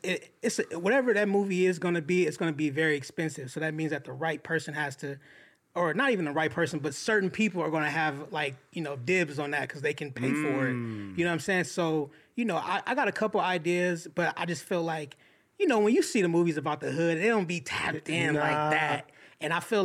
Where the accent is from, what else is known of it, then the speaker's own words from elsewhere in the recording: Inglewood, California, United States; I grew up in Inglewood